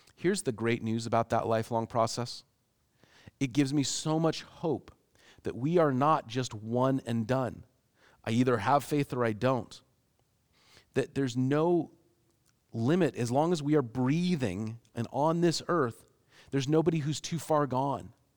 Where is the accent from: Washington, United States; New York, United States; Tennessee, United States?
Washington, United States; Seattle; growing up in Seattle